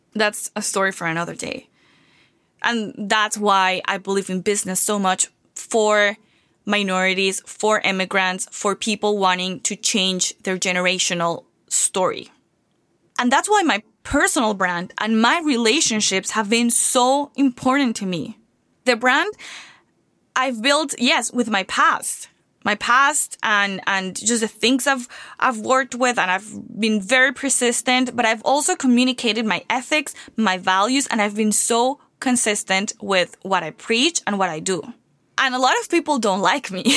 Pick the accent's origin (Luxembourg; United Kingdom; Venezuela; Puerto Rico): Venezuela; moved away as an adult; now in United States; I came from Venezuela, I didn't come from, not even a school here